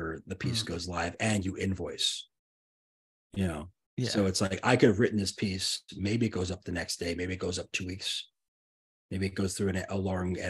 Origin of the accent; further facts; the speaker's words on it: New York, United States; I grew up in New York